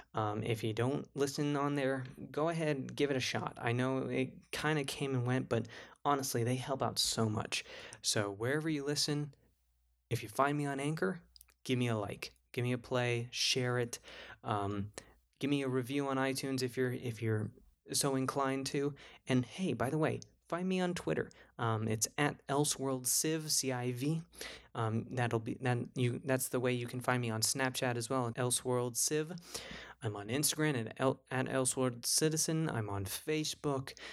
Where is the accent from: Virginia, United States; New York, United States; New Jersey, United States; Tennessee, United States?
New Jersey, United States; New Jersey, my hometown